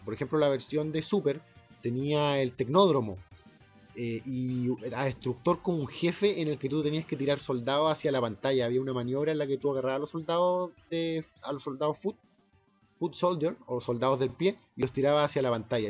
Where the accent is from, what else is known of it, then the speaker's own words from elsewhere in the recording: Concepción, Biobío, Chile; now in Santiago, Chile; nosotros tenemos los Yoko en Concepción